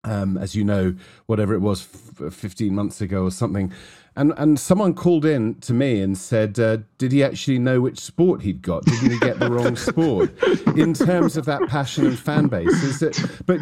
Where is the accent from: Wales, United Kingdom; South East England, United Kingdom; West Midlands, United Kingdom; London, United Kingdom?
Wales, United Kingdom; For me, I'm a Welshman, and I've been brought up with singing and a noisy supporter base